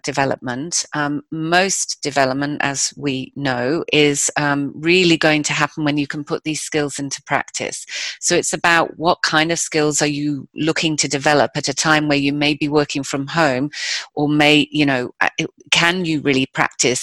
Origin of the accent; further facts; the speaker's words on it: United Kingdom; I'm British